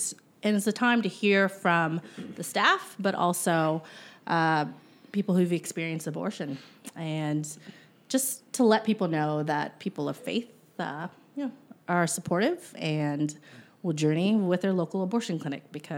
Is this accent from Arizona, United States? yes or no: no; Chillicothe, Ohio, United States; I'm also from Chillicothe